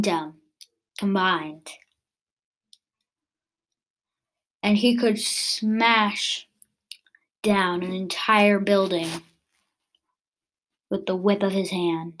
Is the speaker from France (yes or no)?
no; United States; I'm actually American